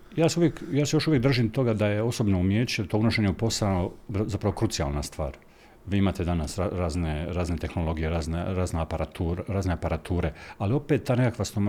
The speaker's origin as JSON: {"language": "Croatian", "town": "Rakitno", "region": "Federation of Bosnia and Herzegovina", "country": "Bosnia & Herzegovina", "tie": "born or raised there", "also_born_or_lived": "Mostar / Zagreb / Čitluk", "moved": "yes", "lives_now": "Split, Croatia", "said": "Mjesto rođenja mi je Mostar, mjesto odrastanja je Rakitno"}